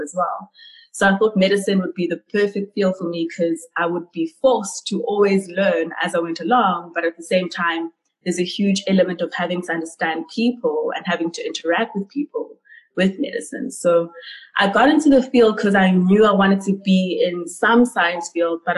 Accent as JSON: {"language": "English", "town": "Ladysmith", "region": "KwaZulu-Natal", "country": "South Africa", "tie": "born or raised there", "also_born_or_lived": "Pietermaritzburg / Cape Town", "said": "I grew up in KwaZulu-Natal in KZN, a small town called Ladysmith."}